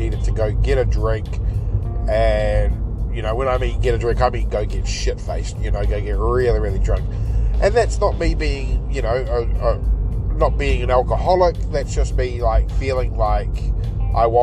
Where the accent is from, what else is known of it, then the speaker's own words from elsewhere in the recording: New Zealand; my experiences of growing up in New Zealand